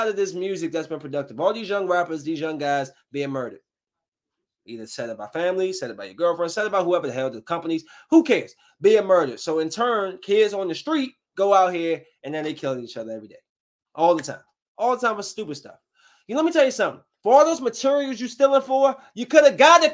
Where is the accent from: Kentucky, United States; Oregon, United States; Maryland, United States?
Maryland, United States; Bowie; I'm from Bowie, from the freaking suburbs.